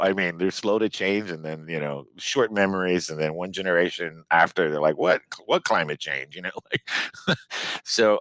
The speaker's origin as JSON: {"language": "English", "town": "Miami", "region": "Florida", "country": "United States", "tie": "born or raised there", "moved": "as an adult", "lives_now": "Maine, United States", "said": "growing up in Miami, you know, Cuban"}